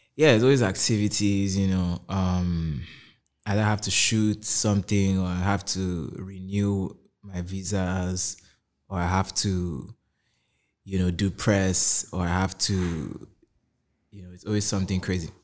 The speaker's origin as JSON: {"language": "English", "region": "Kaduna State", "country": "Nigeria", "tie": "born or raised there", "also_born_or_lived": "Anambra", "moved": "as an adult", "said": "I grew up in Kaduna State my whole life"}